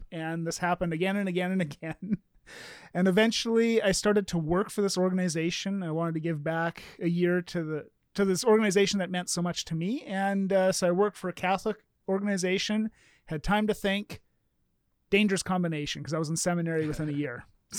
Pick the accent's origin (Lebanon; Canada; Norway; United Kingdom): Canada; And because I'm Canadian, I'll just say sorry.